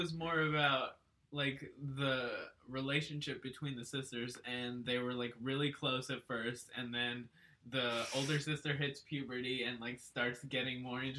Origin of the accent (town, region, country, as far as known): Texas, United States